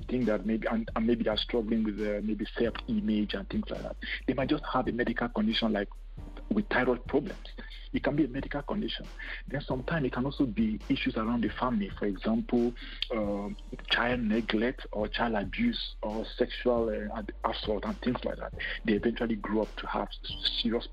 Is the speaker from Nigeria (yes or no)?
yes; Nigeria; moved away as an adult; also born or lived in Cameroon / Lagos, Nigeria / United Kingdom; now in Canada; I was born in Cameroon, but I moved to Nigeria when I was in high school